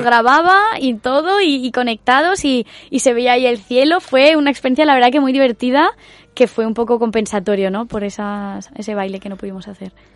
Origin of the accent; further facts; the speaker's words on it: Valencia, Valencian Community, Spain; desde que empezamos a ser falleras, desde que nacemos o nos criamos en Valencia